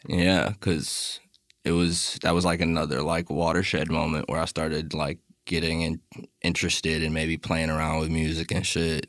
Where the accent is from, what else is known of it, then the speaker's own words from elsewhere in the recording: Miami, Florida, United States; moved away; also born or lived in New York / Los Angeles / Long Beach; I'm from Miami originally